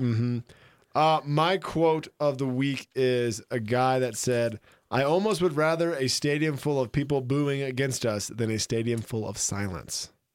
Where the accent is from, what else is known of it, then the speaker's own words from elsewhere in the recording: Florida Panhandle, United States; now in Jackson Hole, United States; I'm from the Panhandle